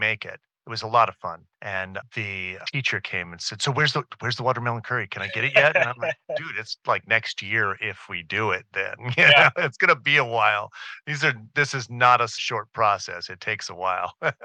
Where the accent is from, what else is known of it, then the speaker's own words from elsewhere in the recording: Southern California, United States; I grew up in Southern California eating nopales that our neighbors would make.